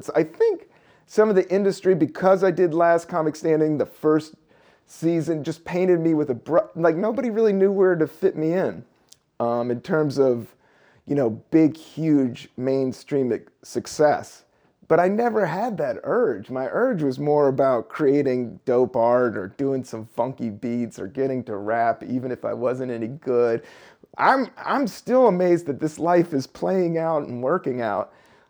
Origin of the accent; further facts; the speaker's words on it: Buena Vista, Virginia, United States; also born or lived in Washington, D.C.; I grew up in Washington, D.C., but I also, when we were 10, like I said, I moved down to Buena Vista, Virginia, a really small town in Virginia, little southern town in the Appalachian Mountains, next to Lexington, Virginia, town of barely 5,000 people.